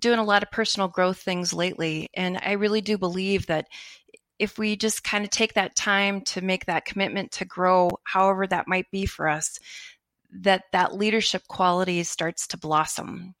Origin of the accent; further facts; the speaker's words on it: Minnesota, United States; moved away as an adult; also born or lived in Oregon / Seattle; now in Park River, North Dakota, United States; I was from Minnesota.